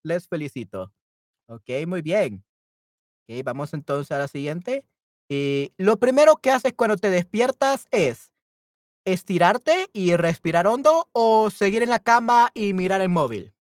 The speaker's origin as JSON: {"language": "Spanish", "country": "El Salvador", "said": "Yo soy de El Salvador"}